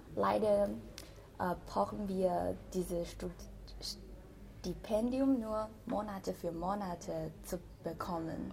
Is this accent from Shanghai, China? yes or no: no; Wuhan, Hubei, China; German is a second language; moved away as an adult; also born or lived in Beijing, China; now in Tübingen, Germany; in meiner Heimatstadt, nämlich Wuhan